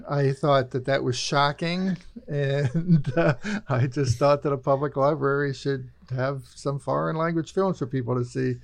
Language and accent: English; Birmingham, United States; I grew up in Birmingham, and I was a teenager there in the seventies